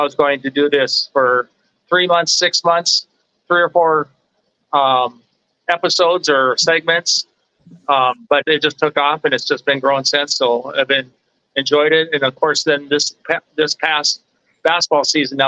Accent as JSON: {"language": "English", "town": "Glenburn", "region": "North Dakota", "country": "United States", "tie": "born or raised there", "said": "I'm actually from the Minot area. I grew up in a small town of Glenburn."}